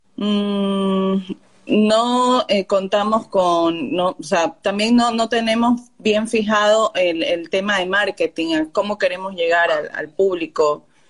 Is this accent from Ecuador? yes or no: yes; Ecuador; yo soy de Ecuador